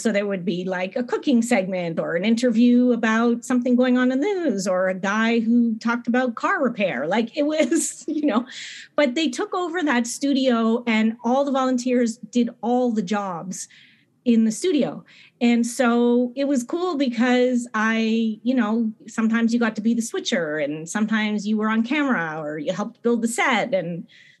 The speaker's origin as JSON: {"language": "English", "area": "outside of Montreal", "region": "Quebec", "country": "Canada", "tie": "born or raised there", "said": "I grew up in Quebec, in Montreal, outside of Montreal"}